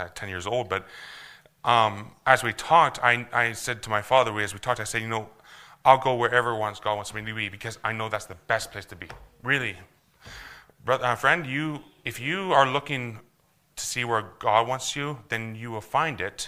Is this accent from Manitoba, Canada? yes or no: no; Alberta, Canada; moved away; I'm originally from Alberta.